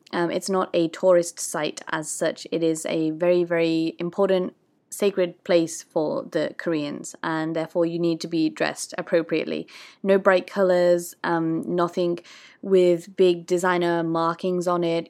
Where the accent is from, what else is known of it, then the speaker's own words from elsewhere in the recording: United Kingdom; moved away; I'm, I'm British